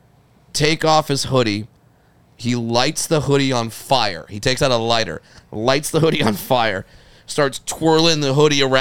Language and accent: English; Fullerton, California, United States; also born or lived in San Fernando Valley, California; I'm from Fullerton, California, which is right next door.